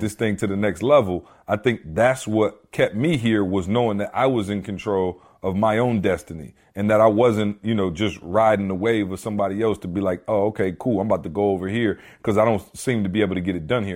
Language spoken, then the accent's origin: English; Lansing, Michigan, United States; moved away; I come back to Lansing, where it's my hometown, where I grew up, went to school, everything